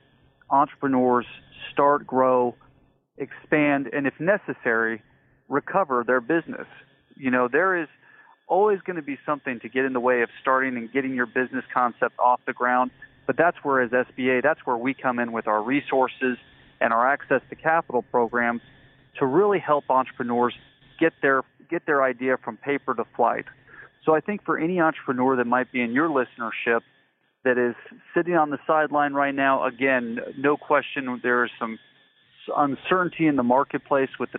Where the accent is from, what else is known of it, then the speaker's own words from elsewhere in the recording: Colorado Springs, Colorado, United States; I'm from Colorado Springs, Colorado, so just about an hour south of Denver, and a native Coloradan, lived in that state my whole life